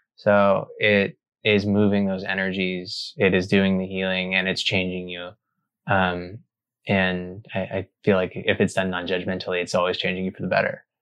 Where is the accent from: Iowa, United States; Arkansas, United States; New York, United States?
Arkansas, United States; I grew up in Arkansas